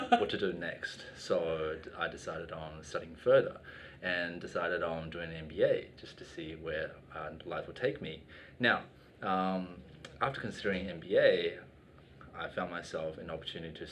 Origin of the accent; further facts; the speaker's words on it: Sydney, New South Wales, Australia; moved away as an adult; also born or lived in Canberra; now in China; I'm originally from Sydney